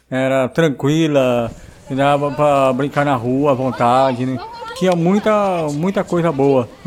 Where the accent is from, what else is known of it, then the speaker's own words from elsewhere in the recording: Osasco, São Paulo, Brazil; cidade natal é Osasco. Eu tenho 43 anos. Na minha infância, Osasco era uma cidade muito bacana, era tranquila, dava para brincar na rua à vontade, né?